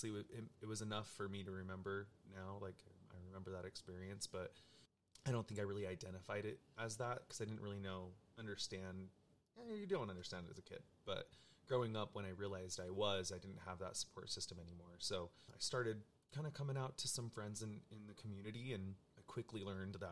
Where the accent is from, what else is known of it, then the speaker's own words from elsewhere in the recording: Utah, United States; I grew up in Utah and grew up in a very Mormon, very LDS family